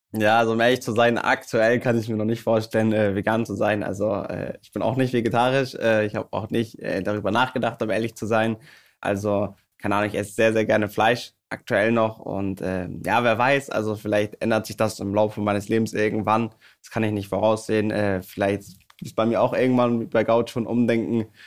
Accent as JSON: {"language": "German", "region": "Hamburg", "country": "Germany", "tie": "born or raised there", "said": "bei meiner Heimatstadt beim HSV"}